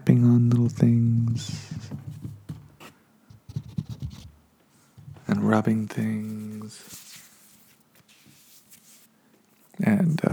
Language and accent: English; Reno, Nevada, United States; now in Los Angeles, United States; I'm from Reno, Nevada, so that desert's different than down here